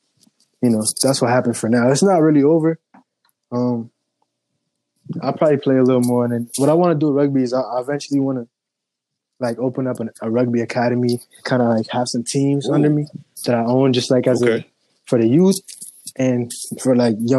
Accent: Connecticut, United States; I'm from Connecticut and I'm an artist

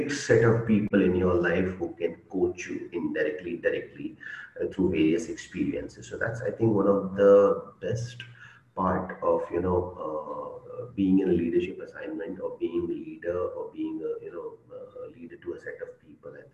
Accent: India; English is a second language; I'm from India

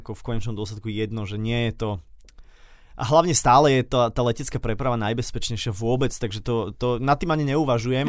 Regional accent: Slovakia; som z Európy, zo Slovenska

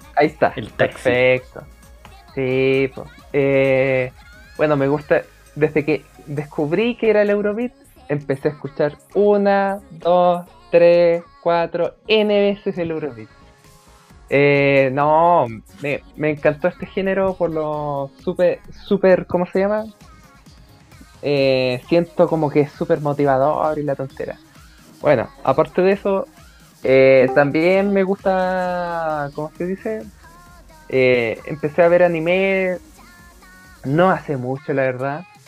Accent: Temuco, Araucanía, Chile; now in Santiago, Chile; soy un santiaguino que se crió en Temuco y que, que volvió a Santiago

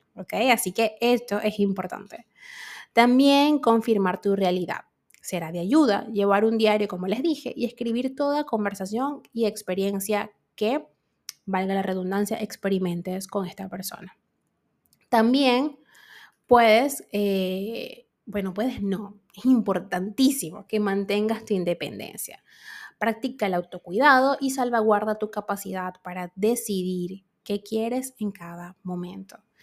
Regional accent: Venezuela

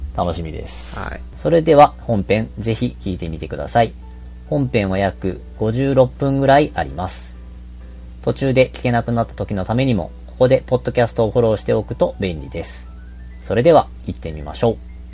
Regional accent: Kagawa, Japan; 香川県出身

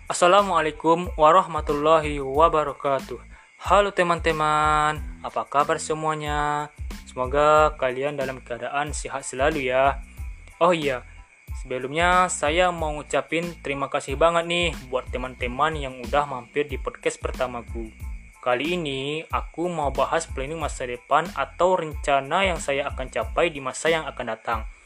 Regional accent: West Sumatra, Indonesia; Saya berasal dari Kecamatan Rau Utara, Kabupaten Pasaman, Provinsi Sumatera Barat.

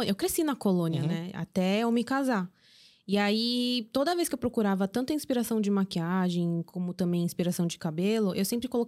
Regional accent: South Korea; Aqui sim, nós somos coreanos e a gente consegue assistir.

